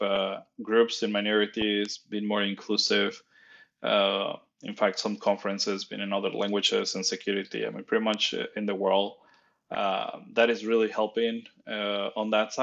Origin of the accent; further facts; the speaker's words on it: Nuevo Laredo, Tamaulipas, Mexico; English is a second language; moved away as an adult; I'm Mexican. I was born in Mexico in a very small town called Laredo. Nuevo Laredo in the Mexico side.